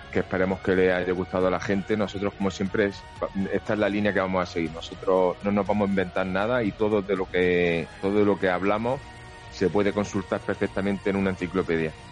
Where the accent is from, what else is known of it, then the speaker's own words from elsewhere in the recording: Jaén, Andalusia, Spain; bueno, cerca, cerca en mi caso, que soy de Jaén, pero que cerca las tenemos